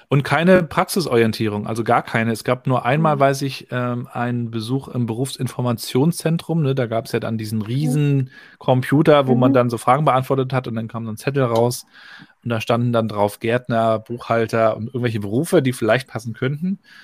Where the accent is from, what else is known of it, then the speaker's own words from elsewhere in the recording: Rostock, Mecklenburg-Vorpommern, Germany; Ich bin ja 80 geboren hier in Rostock, also noch zur Zeit der DDR.